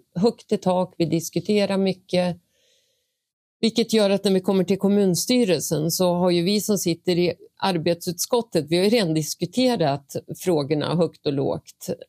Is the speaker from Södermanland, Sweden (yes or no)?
yes; Vingåker, Södermanland, Sweden; moved away; also born or lived in Eskilstuna; Jag är en bonnunge från Vingåker eh, växte upp på gård